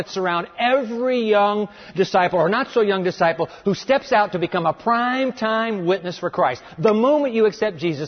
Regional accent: Japan; I was born in Japan

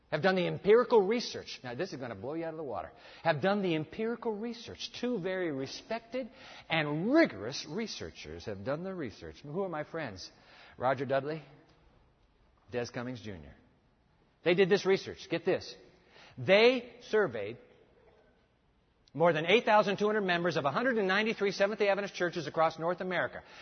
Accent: Japan; Now, look, when I grew up, I grew up in Japan. Let me tell you about the breakfast cereals in Japan.

